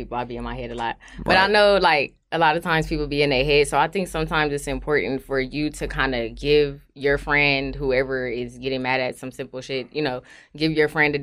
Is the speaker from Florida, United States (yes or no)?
no; Inglewood, California, United States; I am from Inglewood, California